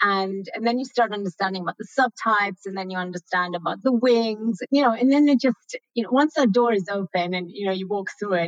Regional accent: Italy; English is a second language; now in Lausanne, Switzerland; So originally I'm from Italy, I live in Switzerland, but I've traveled a lot during my youth, you know, 3 years here, 2 years there, 1 year here and another year there, until we finally arrived in Switzerland.

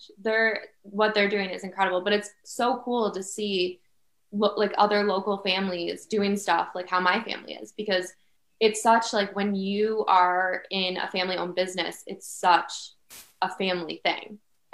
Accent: Penfield, New York, United States; also born or lived in Pittsford; I grew up and lived in Penfield, went to Penfield schools.

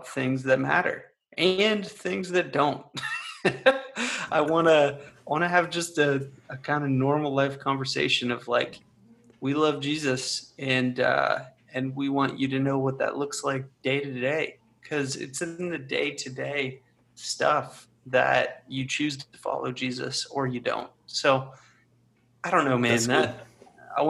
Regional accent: Ohio, United States; I'm from Ohio

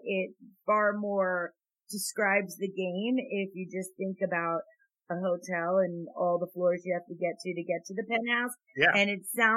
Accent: East Coast, United States; I'm from the East Coast

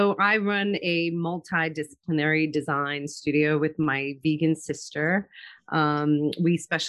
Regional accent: New York, United States; now in Charlotte, United States; I'm originally from New York, but I now live in Charlotte, North Carolina

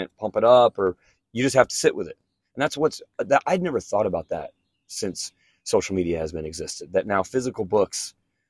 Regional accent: Kansas, United States; now in Stillwater, United States; I'm from Kansas

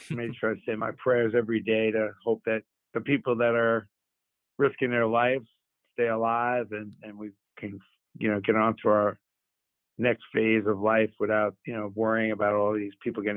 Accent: New York City, New York, United States; also born or lived in Syracuse; grew up in Brooklyn

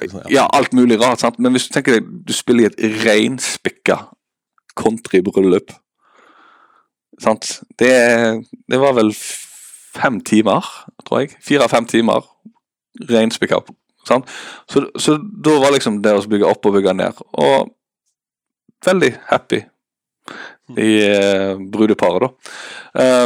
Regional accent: Haugesund, Rogaland, Norway; also born or lived in Bergen; now in Eastern Norway, Norway; jeg er fra Haugesund

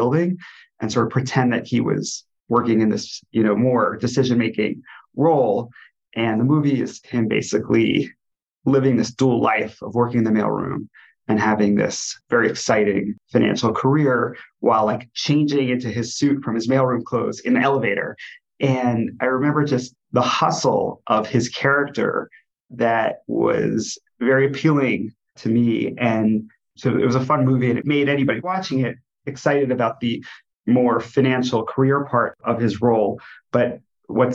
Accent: New Jersey, United States; moved away as an adult; also born or lived in New York City; now in Cleveland, United States; I grew up in New Jersey

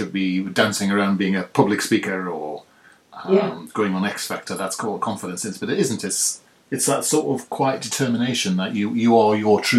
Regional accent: Newcastle upon Tyne, North East England, United Kingdom; moved away; I'm from Newcastle originally, in the northeast, obviously. So I'm hoping I'm going to be of true Viking heritage.

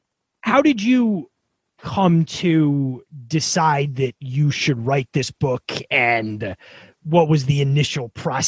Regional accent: an hour north of New York City, United States; I grew up in New York, about an hour north of New York City.

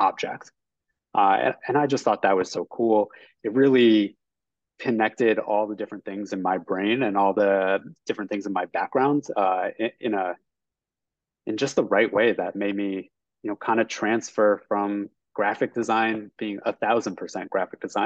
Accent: Northeast, United States; also born or lived in New Jersey; I'm from the Northeast, I got a job in New York

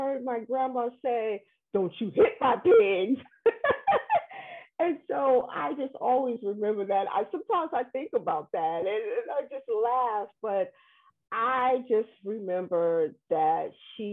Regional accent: New York, United States; I am from New York

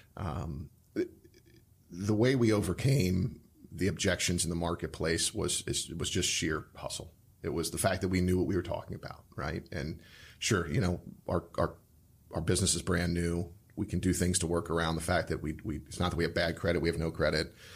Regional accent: Cincinnati, Ohio, United States; also born or lived in Chicago; now in Columbus, United States; I'm from Cincinnati

